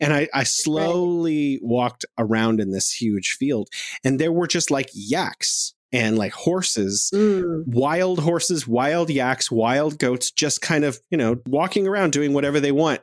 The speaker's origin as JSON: {"language": "English", "country": "United States", "moved": "yes", "lives_now": "China", "said": "I'm an American"}